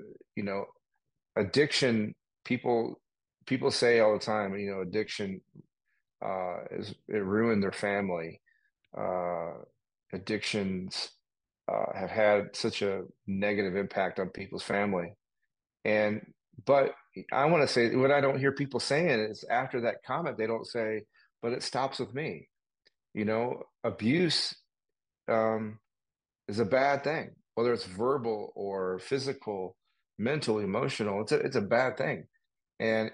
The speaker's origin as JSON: {"language": "English", "town": "Detroit", "region": "Michigan", "country": "United States", "tie": "born or raised there", "said": "I grew up here in the Detroit area"}